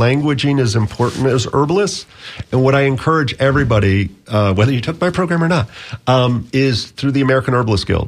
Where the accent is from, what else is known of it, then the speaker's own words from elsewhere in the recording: Bahamas; now in Florida, United States; I grew up in the Bahamas as a teenager, and so I learned a lot of the Caribbean plants